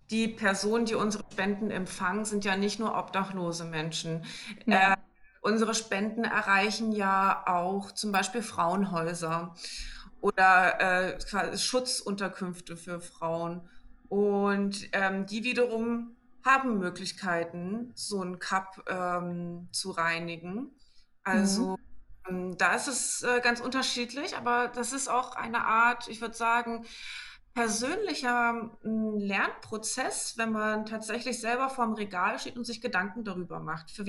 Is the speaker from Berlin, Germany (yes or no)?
yes; Berlin, Germany; ich komme aus Berlin, oh, genauso wie der Verein auch. Ich bin 27